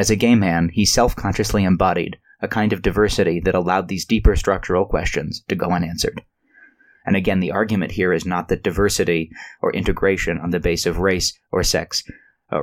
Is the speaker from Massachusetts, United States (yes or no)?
yes; a town bordering Boston, Massachusetts, United States; born or raised there